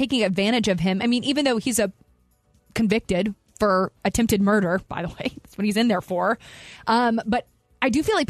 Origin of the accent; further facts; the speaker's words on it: Kentucky, United States; Growing up in Kentucky